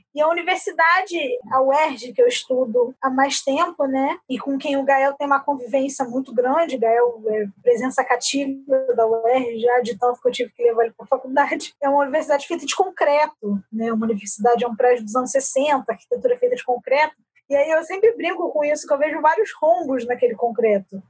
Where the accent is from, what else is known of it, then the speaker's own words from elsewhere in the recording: Rio de Janeiro, Brazil; eu sou do Rio de Janeiro